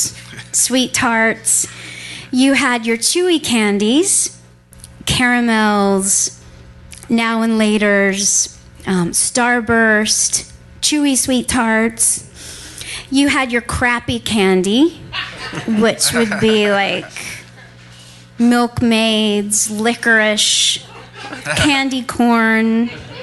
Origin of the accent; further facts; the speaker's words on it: Texas, United States; moved away; I grew up in Texas, land of chicken fried steak and banana pudding